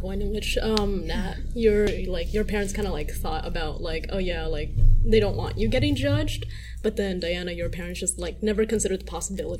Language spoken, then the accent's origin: English; United States; I was born in America, so then I've always had like neighbors that were Hispanic or like neighbors that were like white kids.